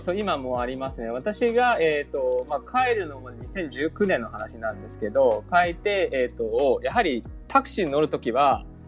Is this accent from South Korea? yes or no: no; China; Japanese is a second language; moved away as an adult; now in Japan; 私みたいに中国生まれて中国育ちの子が